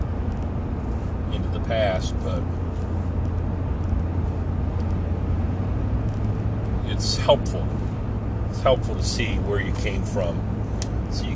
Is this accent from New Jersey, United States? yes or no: yes; New Jersey, United States; moved away; my home state of New Jersey, my home of record